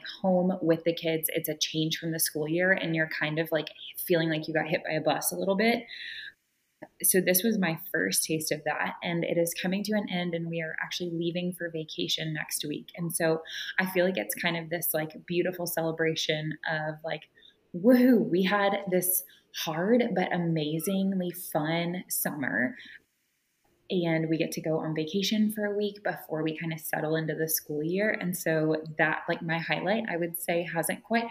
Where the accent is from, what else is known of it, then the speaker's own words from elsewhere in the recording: Austin, Texas, United States; I was born and raised in Austin and Cedar Park area